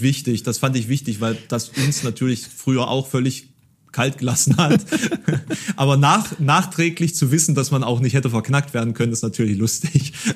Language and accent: German; Dresden, Saxony, Germany; now in Halle, Germany; ich habe irgendwie meinen großen Teil meiner Kindheit in Dresden verbracht